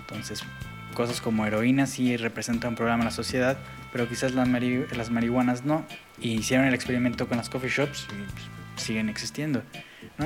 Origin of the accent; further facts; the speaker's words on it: Mexico; moved away as an adult; also born or lived in Europe; hubo para mí un cultural shock cuando me salí de, de México. En México, hasta donde yo tenía, cuando yo estaba ahí